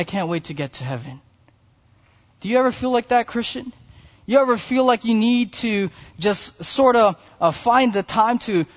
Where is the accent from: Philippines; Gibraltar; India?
Philippines; being a Filipino